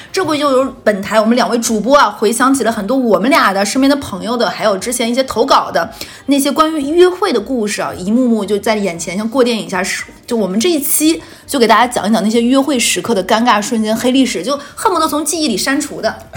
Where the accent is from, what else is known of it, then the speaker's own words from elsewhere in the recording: Northeast China, China; accent: Northeastern (Dongbei); moved away; 乡音在耳，好像很久没有听过这个东北话了